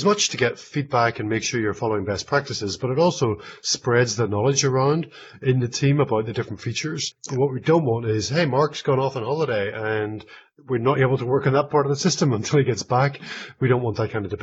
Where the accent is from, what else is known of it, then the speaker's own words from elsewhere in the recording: Northern Ireland, United Kingdom; moved away; also born or lived in Scotland / England; I grew up in Northern Ireland. I lived in Scotland for a long time and then in England